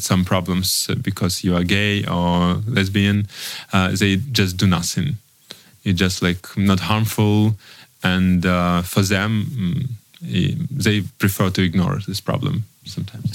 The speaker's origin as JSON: {"language": "English", "region": "Donetsk Oblast", "country": "Ukraine", "tie": "born or raised there", "also_born_or_lived": "Kyiv, Ukraine", "first_language": "Russian", "second_language": "English", "moved": "as an adult", "said": "my native is Russian because I was born in Donetsk region and uh, moved to Kiev when I was 12. Um, so 20, not 12"}